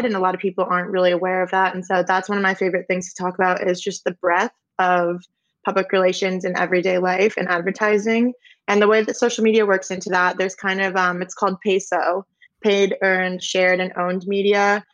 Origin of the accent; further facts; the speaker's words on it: Simsbury, Connecticut, United States; moved away as an adult; also born or lived in Alabama; I grew up in Simsbury, Connecticut